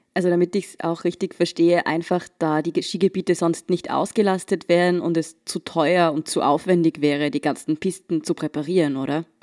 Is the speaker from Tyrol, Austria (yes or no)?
yes; Tyrol, Austria; Ich komme ja selbst aus Tirol